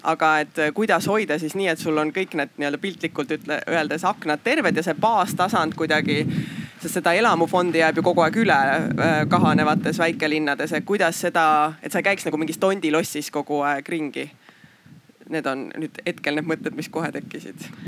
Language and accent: Estonian; Haapsalu, Lääne County, Estonia; mina ise olen Haapsalust